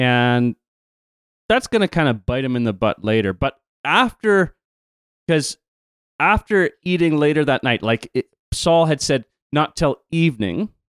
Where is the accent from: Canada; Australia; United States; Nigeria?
Canada; accent: Canadian; my Canadian accent